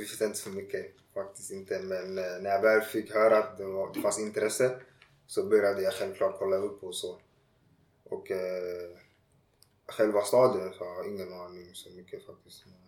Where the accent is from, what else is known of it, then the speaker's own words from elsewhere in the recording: Ghana; also born or lived in Tumba, Stockholm, Sweden; now in Landskrona, Sweden; när jag var liten i Ghana